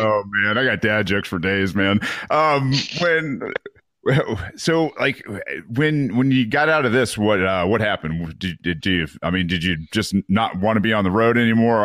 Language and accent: English; Mount Pleasant, Michigan, United States; moved away; I'm from Mount Pleasant